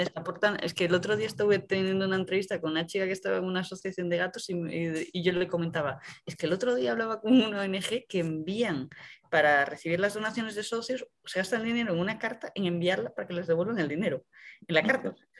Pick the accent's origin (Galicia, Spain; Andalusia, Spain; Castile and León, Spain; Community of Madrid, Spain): Galicia, Spain; A Coruña; moved away; yo soy de Coruña